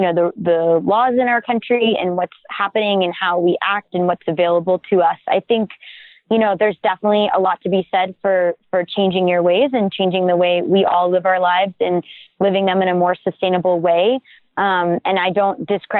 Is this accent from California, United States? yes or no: no; Maine, United States; my home state of Maine